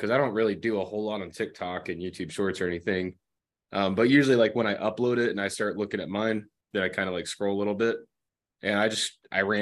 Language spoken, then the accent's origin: English; Florida, United States; now in Kingsport, United States; I'm not from here, but I'm from Florida